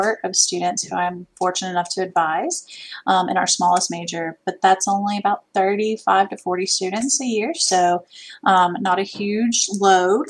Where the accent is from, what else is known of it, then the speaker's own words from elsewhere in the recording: Midwest, United States; now in Alabama, United States; I'm from the Midwest